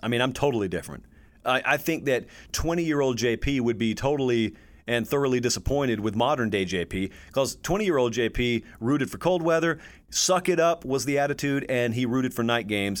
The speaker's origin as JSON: {"language": "English", "region": "the South", "country": "United States", "tie": "born or raised there", "said": "I grew up in the South"}